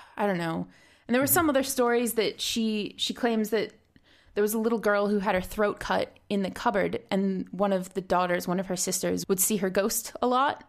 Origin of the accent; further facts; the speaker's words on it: Rhode Island, United States; Harrisville, Rhode Island, which is actually my home state